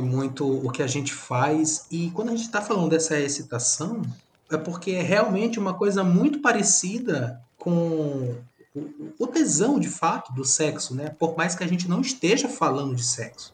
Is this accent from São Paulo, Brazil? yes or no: no; Maranhão, Brazil; nós somos do Maranhão.